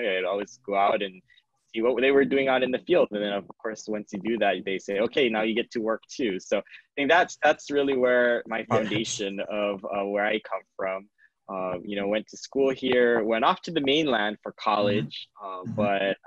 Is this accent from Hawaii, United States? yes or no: yes; Maui, Hawaii, United States; I'm just a local boy. I was born and raised here on Maui.